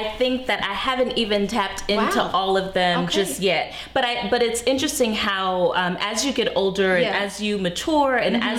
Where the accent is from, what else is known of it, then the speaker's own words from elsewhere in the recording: Las Vegas, Nevada, United States; moved away as an adult; also born or lived in Atlanta, Georgia; I am born and raised in Las Vegas, Nevada.